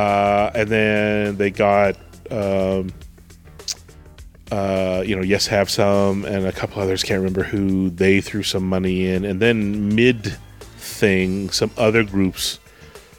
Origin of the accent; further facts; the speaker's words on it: Canada; I'm Canadian